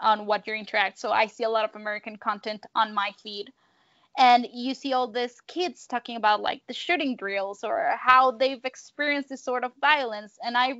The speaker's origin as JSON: {"language": "English", "town": "Monterrey", "region": "Nuevo León", "country": "Mexico", "said": "I am from Monterrey. I'm very fair-skinned. I'm very light-skinned."}